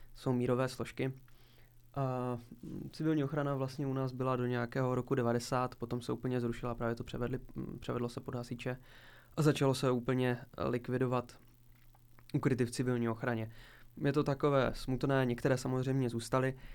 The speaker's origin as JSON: {"language": "Czech", "town": "Zlín", "region": "Zlín Region", "country": "Czechia", "tie": "born or raised there", "said": "jsme s, se spolužáky v podstatě s mými kamarády chodili po různých opuštěných budovách, kterých poměrně u nás ve Zlíně je celkem"}